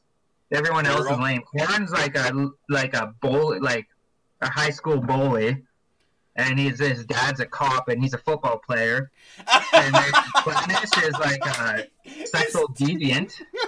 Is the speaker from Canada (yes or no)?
yes; Rocky Mountain House, Alberta, Canada; Oh yeah, and I am from Alberta. I'm up in Rocky Mountain House or near Red Deer.